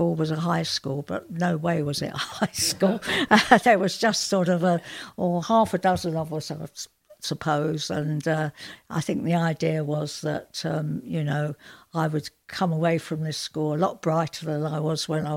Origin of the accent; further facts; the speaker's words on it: London, United Kingdom; now in Yorkshire, United Kingdom; I'm from South London originally. I moved up to Yorkshire